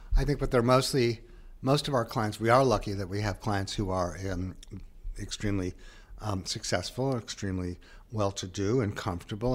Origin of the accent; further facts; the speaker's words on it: New Haven, Connecticut, United States; moved away; I was from that, and I was from New Haven, too, in the area